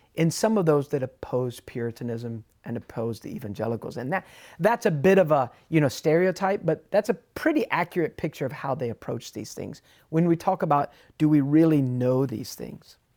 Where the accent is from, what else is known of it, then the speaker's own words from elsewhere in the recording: United States; being an American, I, I, I, I stuck out a bit.